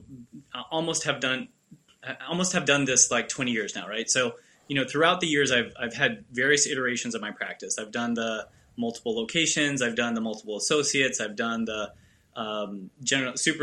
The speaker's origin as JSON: {"language": "English", "town": "Houston", "region": "Texas", "country": "United States", "tie": "born or raised there", "also_born_or_lived": "New York", "said": "I was born in New York, and then when I was 2 years old, we moved to Texas, to Houston."}